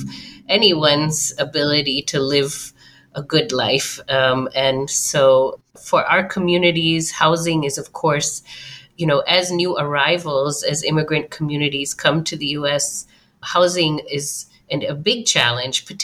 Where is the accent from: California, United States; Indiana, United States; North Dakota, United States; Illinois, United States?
Illinois, United States; Chicago; I grew up in the Chicago metro area